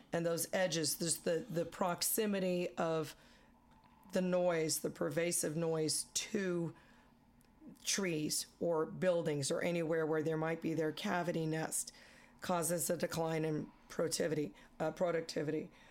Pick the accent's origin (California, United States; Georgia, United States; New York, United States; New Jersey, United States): California, United States; San Francisco; now in Colorado, United States; I grew up in the San Francisco Bay Area